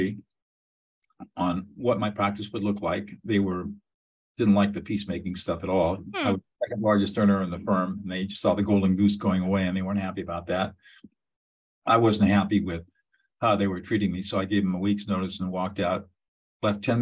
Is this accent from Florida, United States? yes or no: no; Southern California, United States; now in Central California, United States; I grew up in Southern California and went to Dartmouth College.